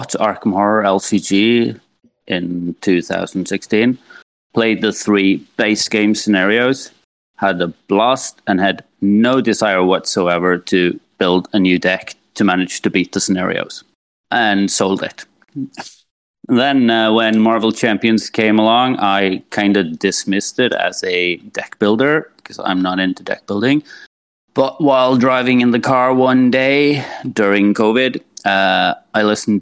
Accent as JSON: {"language": "English", "country": "Norway", "said": "from Norway"}